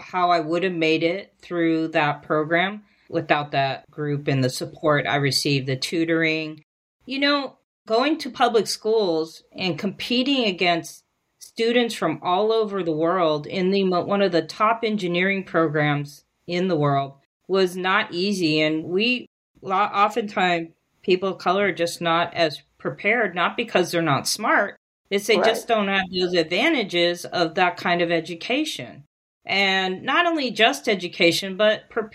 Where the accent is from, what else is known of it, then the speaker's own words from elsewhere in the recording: San Francisco, California, United States; I was born in San Francisco, and my ethnic background is Mexican